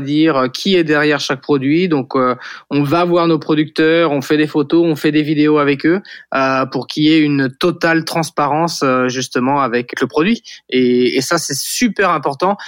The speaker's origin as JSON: {"language": "French", "town": "Saint-Jean-de-Monts", "region": "Pays de la Loire", "country": "France", "tie": "born or raised there", "also_born_or_lived": "Nantes", "said": "j'ai grandi à, Saint-Jean-de-Mont en Vendée, c'est sur la côte à, 45 minutes euh, d'ici de Nantes"}